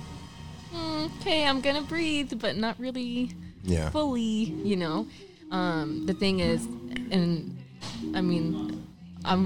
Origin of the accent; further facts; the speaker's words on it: Linden, New Jersey, United States; also born or lived in Elizabeth, New Jersey; I grew up in Tremley, and Tremley's were like the Bayway refineries behind us, Staten Island's behind us, the Turnpike